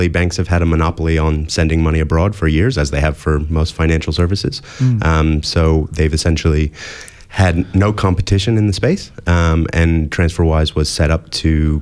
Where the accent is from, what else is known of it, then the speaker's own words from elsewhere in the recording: United States; moved away as an adult; now in Australia; as you can probably hear from my accent, I grew up in the US